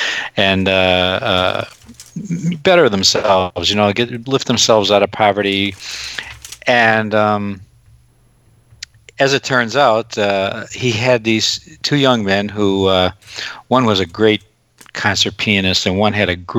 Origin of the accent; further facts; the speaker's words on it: Scranton, Pennsylvania, United States; she came and lived with us for the 4 years she was at Marywood College here in Scranton